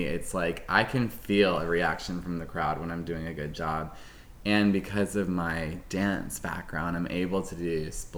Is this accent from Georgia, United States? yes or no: yes; Mableton, Georgia, United States; accent: Southern; It was Southern because I was in school with a lot of, like, rednecks in Mableton, Georgia, you know? I used to have, like, a thick Southern accent